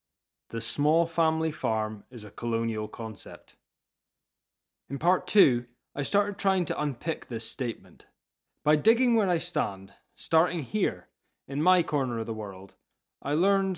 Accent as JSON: {"language": "English", "area": "Scottish Highlands", "region": "Scotland", "country": "United Kingdom", "tie": "born or raised there", "said": "I'm a farmer's son from the Scottish Highlands. I moved back to my family's farm"}